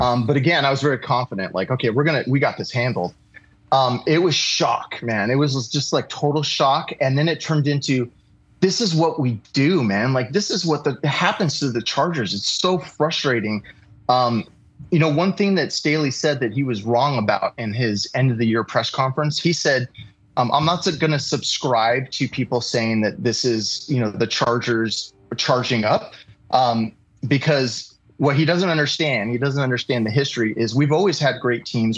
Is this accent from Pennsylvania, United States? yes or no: no; Los Angeles, California, United States; moved away as an adult; also born or lived in New York / Santa Barbara / San Diego; I grew up in Los Angeles